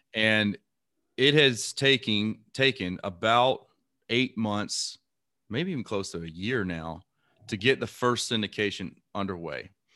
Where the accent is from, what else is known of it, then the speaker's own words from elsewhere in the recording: Lake Charles, Louisiana, United States; moved away; also born or lived in Imperial Beach, California / Panama City, Florida; I grew up in Lake Charles, Louisiana